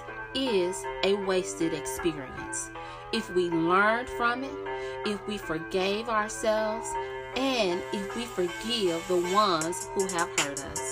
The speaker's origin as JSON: {"language": "English", "town": "Memphis", "region": "Tennessee", "country": "United States", "said": "I'm from Memphis, Tennessee"}